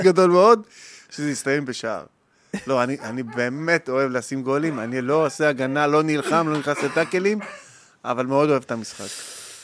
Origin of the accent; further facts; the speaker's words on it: Lod, Central District, Israel; גדלתי בלוד, בבית קטן, שלושה כיווני ירי, בשכונת נווה דמים